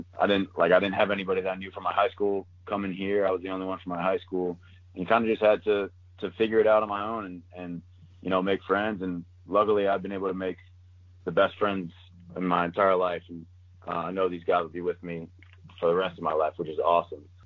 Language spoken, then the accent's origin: English; Maryland, United States; moved away as an adult; Maryland's my dream school growing up in Maryland